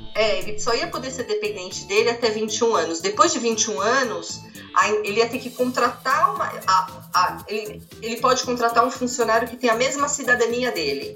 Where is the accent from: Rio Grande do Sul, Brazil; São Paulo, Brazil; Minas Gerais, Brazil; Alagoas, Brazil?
São Paulo, Brazil; moved away as an adult; now in Orlando, United States; eu sou de São Paulo, morava na Moca